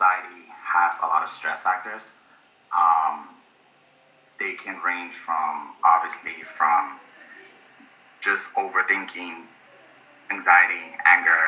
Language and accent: English; Los Angeles, California, United States; now in New York, United States; I am from